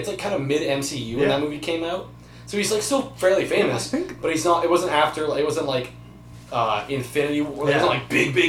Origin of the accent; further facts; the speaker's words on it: Toronto, Ontario, Canada; I'm from Toronto.